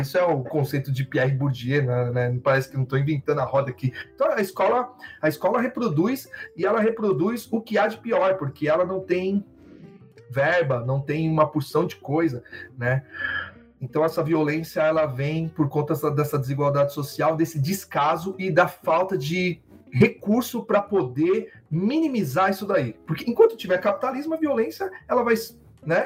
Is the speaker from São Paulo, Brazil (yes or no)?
yes; São Paulo, Brazil; eu sou de lá, né? Eu sou, na, eu sou cria de São Mateus